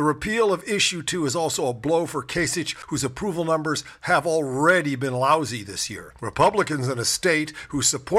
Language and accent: English; Cleveland, Ohio, United States; I grew up in Cleveland. That's Cuyahoga County.